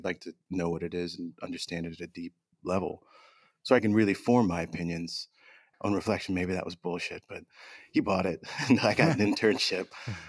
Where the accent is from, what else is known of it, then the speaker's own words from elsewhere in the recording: Southern Virginia, United States; My family's Pakistani. I was born in Southern Virginia, right on the border with North Carolina.